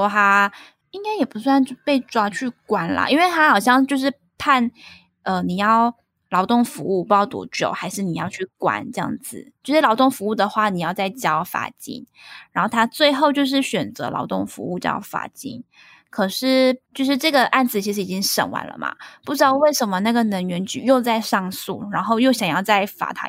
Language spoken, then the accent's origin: Chinese; Taiwan; now in Malaysia; 然后我觉得这段这段话好像一个马来西亚人跟一个台湾人在做讨论，可是明明我也是台湾人，你知道吗？